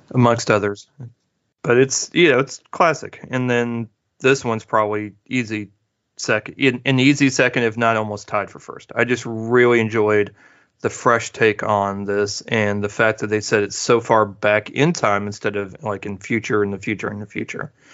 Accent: Midwest, United States; growing up in the Midwest

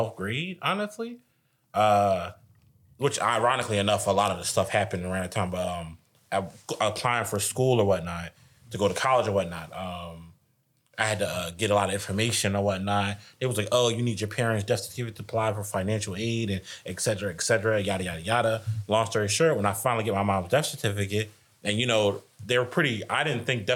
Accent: Philadelphia, Pennsylvania, United States; I grew up in West Philly on 62nd and Master Street

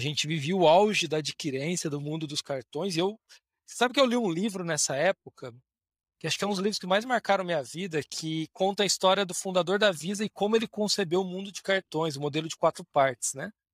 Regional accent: Bauru, São Paulo, Brazil; Eu sou de Bauru originalmente, interior de São Paulo

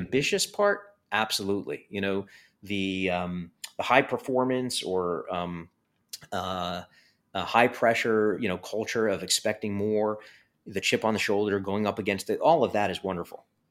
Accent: New York City, New York, United States; growing up in Coney Island

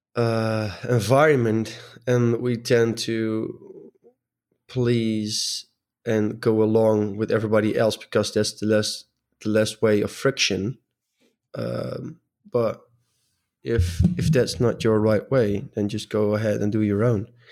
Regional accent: Netherlands; I'm from the Netherlands, and apparently in the Netherlands, we're pretty direct people.

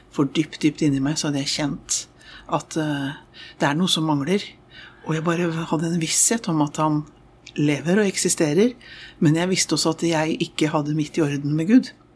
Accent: Oslo, Norway; jeg vokste opp i Østre frikirke i Oslo

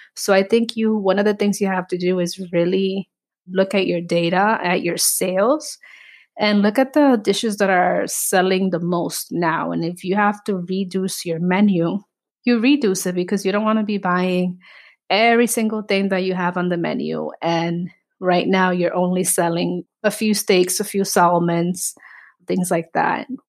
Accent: New York City, New York, United States; also born or lived in Dominican Republic; I remember growing up in the Bronx. I immigrated in the nineties. My mom brought me here. from Dominican Republic

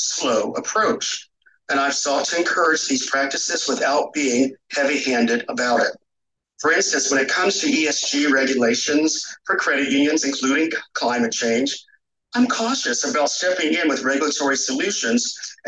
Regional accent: North Carolina, United States; moved away; I am from North Carolina, where I grew up and still like calling it home.

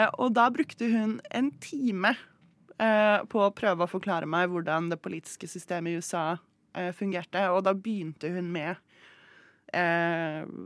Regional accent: Moss, Østfold, Norway; Moss, der jeg vokste opp

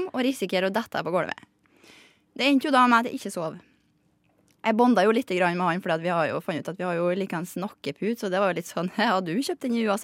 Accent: Surnadal, Møre og Romsdal, Norway; Men jeg har vært hjemme i Surndalen, og da tok jeg nattoget.

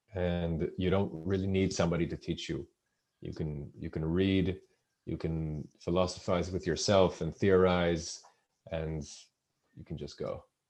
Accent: Israel; moved away as an adult; also born or lived in United Kingdom; I'm originally from Israel

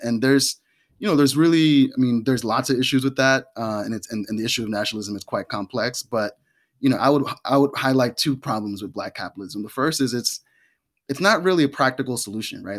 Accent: New York, United States; growing up in New York on welfare

